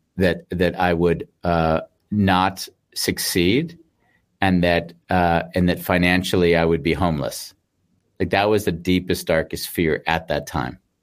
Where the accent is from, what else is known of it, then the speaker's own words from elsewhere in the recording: United States; moved away; also born or lived in Sydney, Australia / Austria; I'm an American